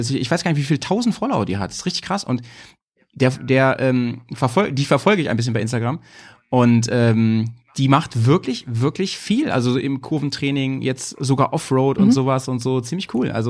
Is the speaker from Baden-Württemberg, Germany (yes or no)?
yes; Stuttgart, Baden-Württemberg, Germany; die zweite Mannschaft vom VfB Stuttgart und das witzigerweise meine Heimat.